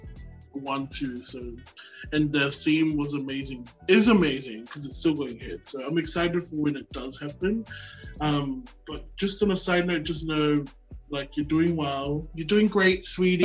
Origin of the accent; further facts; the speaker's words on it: Brisbane, Queensland, Australia; also born or lived in Auckland, New Zealand; now in Sydney, Australia; I was born in Auckland, New Zealand, and moved over to Brisbane when I was nine, and now I reside in Sydney